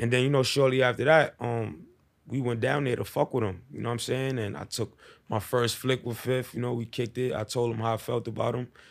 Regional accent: New York City, New York, United States; also born or lived in Bronx, New York; I'm from Harlem, the east side of Be Exact, El Barrio.

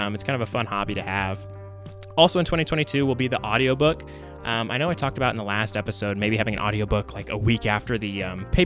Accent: Tulsa, Oklahoma, United States; now in Oklahoma City, United States; I was born and raised in Tulsa

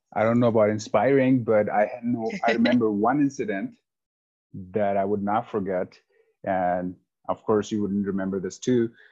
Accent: India; moved away as an adult; also born or lived in Taiwan / Denver, Colorado; now in Highlands Ranch, United States; I lived rest of my life in India, where I was born and brought up

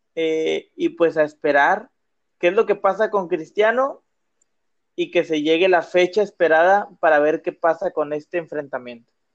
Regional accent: Monterrey, Nuevo León, Mexico

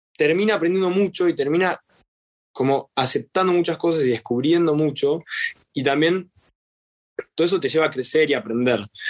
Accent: Argentina; soy argentino

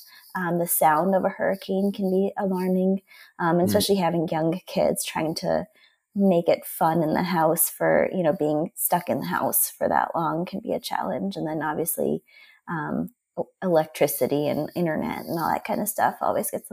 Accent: Cleveland, Ohio, United States; also born or lived in London, England / Philadelphia, Pennsylvania / Florida; I was born in England, in London. My parents immigrated to Pennsylvania. So I was in Philly for a couple of years. And then most of my educational years were spent in Cleveland, Ohio

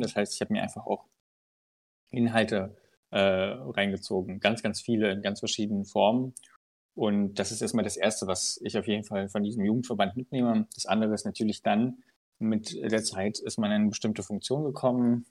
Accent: Unstrut-Hainich-Kreis, Thuringia, Germany; ich komme ja aus dem Mund-Steinig-Kreis

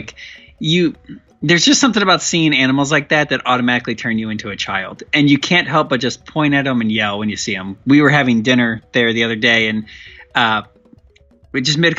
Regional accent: St. Louis, Missouri, United States; I grew up in St. Louis.

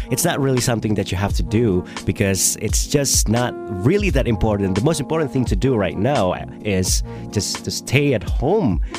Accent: Indonesia; I'm from Indonesia and I'm a I can say that I'm a young person in Indonesia.

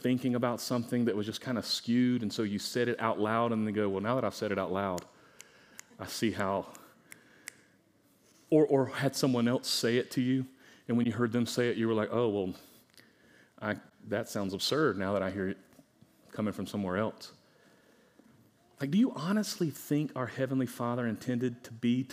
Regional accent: United States; I'm an American

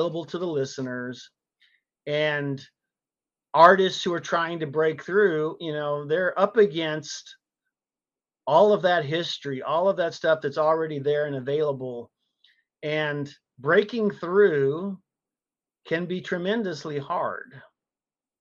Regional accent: San Antonio, Texas, United States; Born and raised in Texas

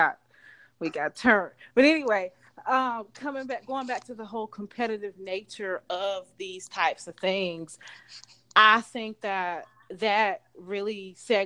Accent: Charlotte, North Carolina, United States; I grew up in Charlotte

